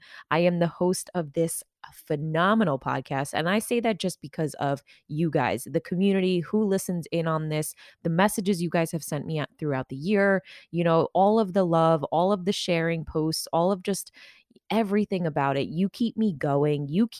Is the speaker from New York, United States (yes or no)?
yes; New York, United States; You know, I grew up out on Long Island in New York.